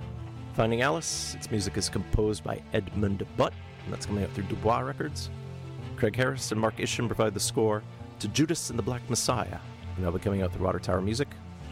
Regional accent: Thunder Bay, Ontario, Canada; moved away as an adult; also born or lived in Denver; now in Vancouver, Canada; as I grew up in Thunder Bay in the early 90s.

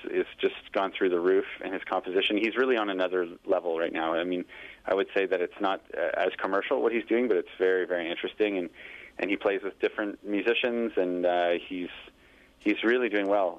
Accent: Kirkland, Quebec, Canada; moved away; also born or lived in Pointe Claire, Quebec / Montreal; I grew up in Kirkland, which is a stone's throw, a different municipality suburb of Montreal, just right next to Pointe Claire

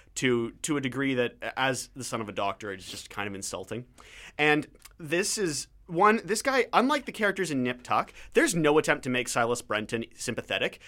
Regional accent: Canada; as a Canadian, as an outsider looking

